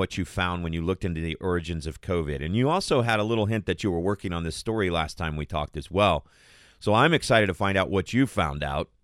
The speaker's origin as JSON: {"language": "English", "area": "Tohono O'odham Nation", "region": "Arizona", "country": "United States", "tie": "born or raised there", "moved": "yes", "said": "I grew up 20 miles from the border, and I grew up right on the Donald Otham Nation"}